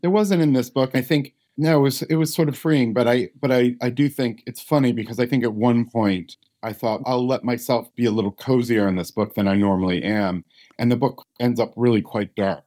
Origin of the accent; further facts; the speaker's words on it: United States; I'm an American